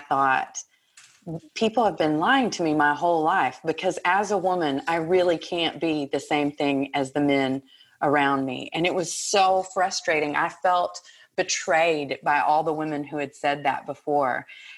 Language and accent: English; Texas, United States; now in Montreal, Canada; Well, I grew up in Texas. I know you can't tell from my accent because now it's gone completely, right?